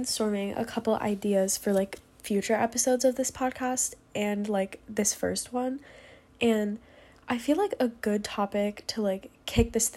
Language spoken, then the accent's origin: English; New York, United States; now in Pennsylvania, United States; I'm 16 and I'm originally from New York, but I live in Pennsylvania.